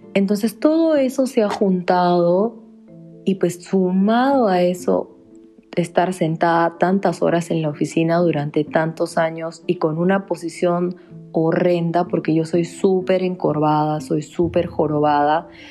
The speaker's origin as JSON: {"language": "Spanish", "country": "Peru", "moved": "yes", "said": "yo le digo, de Perú"}